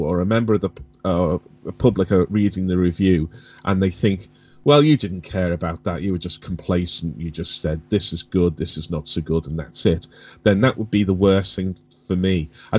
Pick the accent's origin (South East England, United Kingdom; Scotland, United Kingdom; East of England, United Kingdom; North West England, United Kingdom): North West England, United Kingdom; Liverpool; When I was growing up in the 70s and into the early 80s, growing up in Liverpool